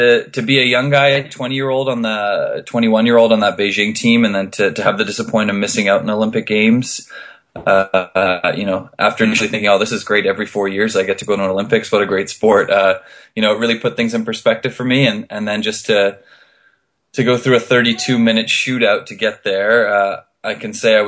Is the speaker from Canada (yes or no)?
yes; West Coast of Canada, British Columbia, Canada; I'm from the West Coast